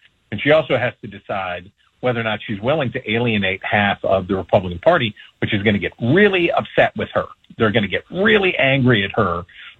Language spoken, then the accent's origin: English; West Virginia, United States; my home state of West Virginia